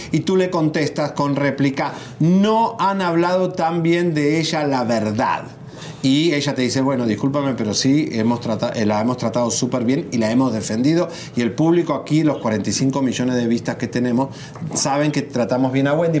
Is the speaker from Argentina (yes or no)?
yes; Argentina; Yo que soy argentino